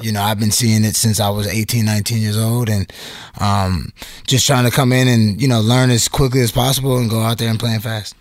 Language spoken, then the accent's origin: English; Atlanta, Georgia, United States; I was born in Atlanta